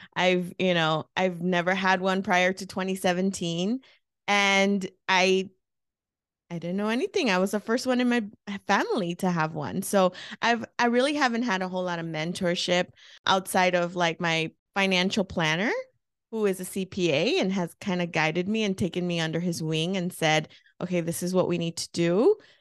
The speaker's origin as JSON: {"language": "English", "town": "Los Angeles", "region": "California", "country": "United States", "tie": "born or raised there", "moved": "as an adult", "lives_now": "Phoenix, United States", "said": "I um was born and raised in East Los Angeles, California. I moved to Phoenix 16 years ago."}